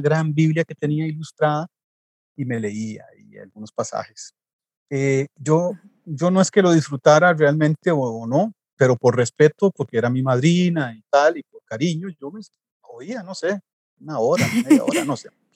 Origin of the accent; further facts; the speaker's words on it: Costa Rica; soy costarricense de nacimiento